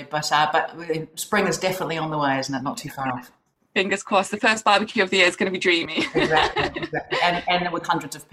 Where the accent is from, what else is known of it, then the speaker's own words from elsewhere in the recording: New Zealand; as you can probably tell from my accent, I am originally from New Zealand